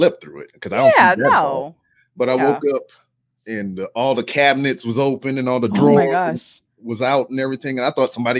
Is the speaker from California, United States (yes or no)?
no; Louisiana, United States; now in Texas, United States; because I'm a Southern guy. I'm from Louisiana.